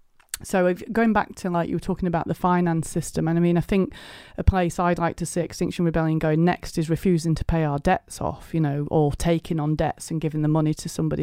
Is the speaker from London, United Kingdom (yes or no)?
no; South Elmsall, Yorkshire and the Humber, United Kingdom; now in Stroud, United Kingdom; I live in Stroud in Gloucestershire, but I migrated to the south, but I'm from South Yorkshire, West Yorkshire border. South Emsall I'm from, actually, which is like the desolate north, isn't it?